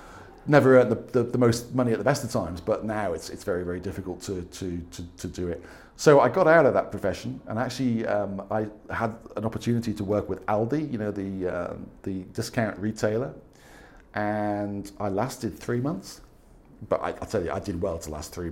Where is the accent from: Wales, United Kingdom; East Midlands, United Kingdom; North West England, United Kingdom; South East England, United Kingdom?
North West England, United Kingdom; Wirral Peninsula; moved away as an adult; also born or lived in Staffordshire; now in Spain; I am originally from the Wirral Peninsula, which is kind of that little bit that sticks out near Liverpool.